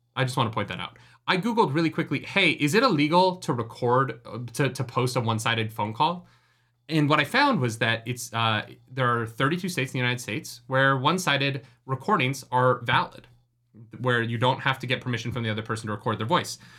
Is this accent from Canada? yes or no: yes; Canada; I am a Canadian with a musical theater degree